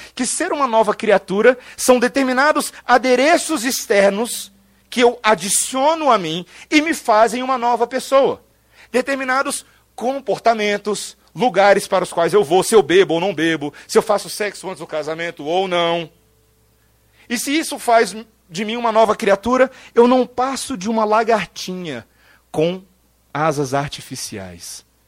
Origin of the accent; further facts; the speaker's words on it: Brazil; eu e você ainda nascemos no Brasil